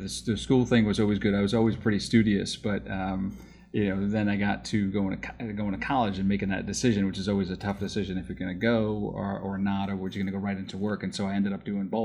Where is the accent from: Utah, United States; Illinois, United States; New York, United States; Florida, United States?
New York, United States; I grew up in New York